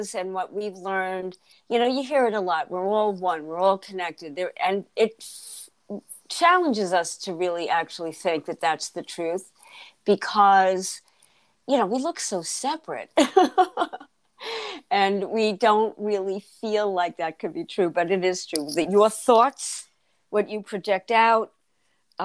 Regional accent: Freeport, New York, United States; moved away as an adult; I grew up in Freeport the first 30 years of my life.

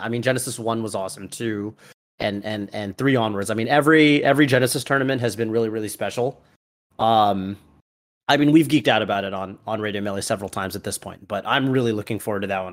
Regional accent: New England, United States; I'm from New England

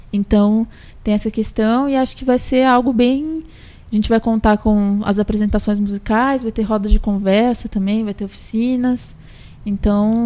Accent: São Paulo, Brazil; moved away as an adult; now in Santos, Brazil; eu não sou daqui, né? Sou de São Paulo, mas eu vivo aqui já faz. já vai fazer quatro anos

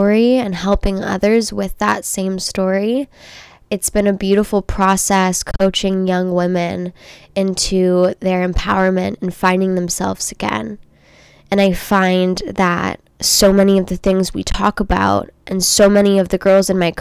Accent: Los Angeles, California, United States; also born or lived in Orange County, California; I grew up in Los Angeles, California.

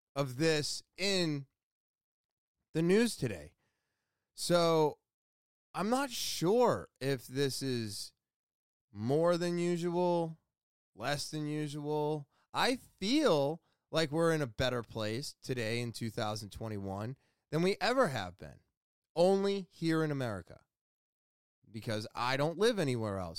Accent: Manchester, United States; right here in my hometown

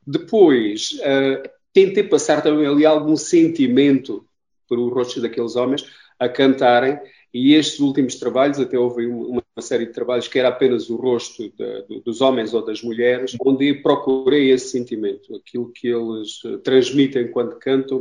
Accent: Castro Verde, Beja District, Portugal; Eu sou do Alentejo, de Castro Verde

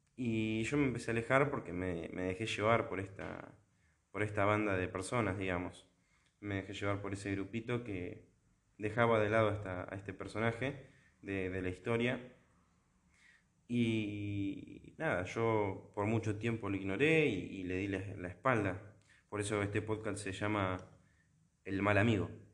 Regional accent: La Plata, Buenos Aires Province, Argentina; la Arquidiócesis de La Plata, que es donde, de donde soy yo

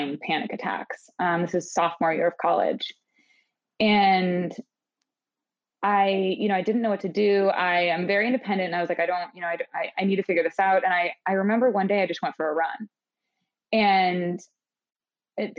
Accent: Maine, United States; moved away; I'm from the other coast. I'm from Maine.

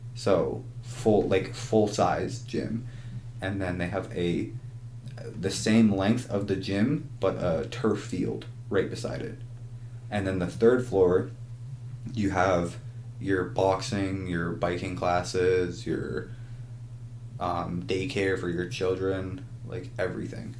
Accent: Ajax, Ontario, Canada; I I'm from Ajax and in Ajax, Ontario

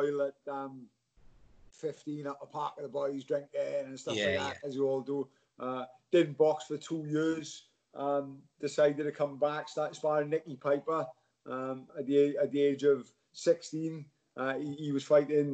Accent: Swansea, Wales, United Kingdom; Swansea boy, Genros. I was a Genros boy

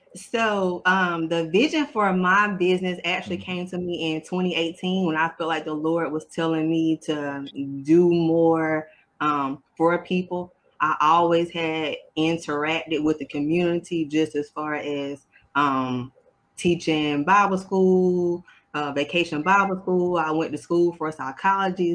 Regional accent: South Carolina, United States; I'm from South Carolina

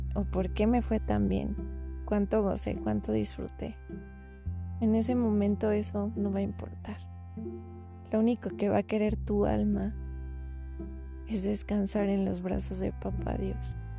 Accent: Mexico; yo soy de México

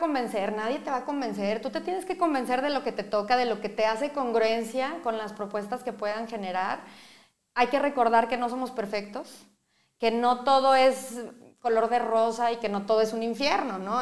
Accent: Mexico; Como mexicanos

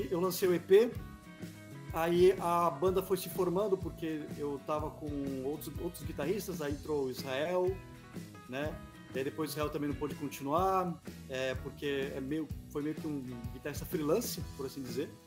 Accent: São Paulo, Brazil; now in Florianópolis, Brazil; Eu mudei para Floripa em 2017. Eu vim de São Paulo, capital, e eu cheguei aqui não conhecia ninguém

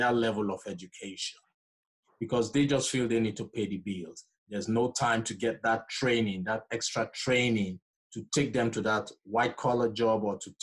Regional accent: Nigeria; moved away; I'm originally from Nigeria, so we typically don't joke with education

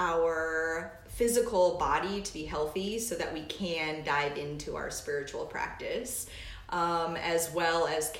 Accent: Alaska, United States; now in Indiana, United States; I am from Alaska, and I moseyed my way to the Midwest

